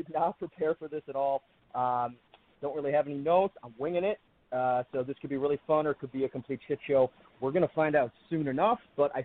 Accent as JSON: {"language": "English", "town": "Buffalo", "region": "New York", "country": "United States", "said": "I'm from Buffalo, New York. I'm 20 minutes from Ontario, 90 minutes from Toronto"}